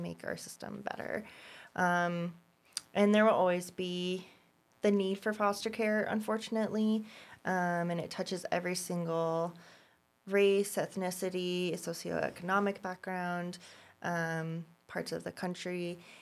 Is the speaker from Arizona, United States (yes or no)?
no; Boulder, Colorado, United States; I was born in Boulder, um, in nineteen eighty-seven